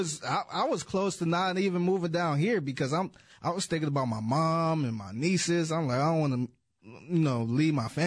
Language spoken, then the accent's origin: English; Cleveland, Ohio, United States; moved away; I'm from Cleveland